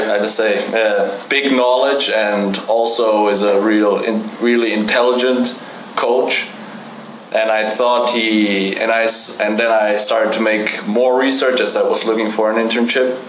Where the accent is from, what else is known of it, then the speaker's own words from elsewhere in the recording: Germany; English is a second language; moved away as an adult; Um, I'm from Germany, Europe. Parents are from Portugal, like my name